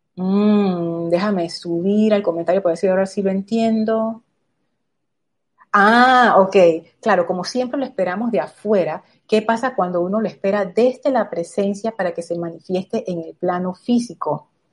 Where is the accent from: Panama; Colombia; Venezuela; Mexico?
Panama; como panameños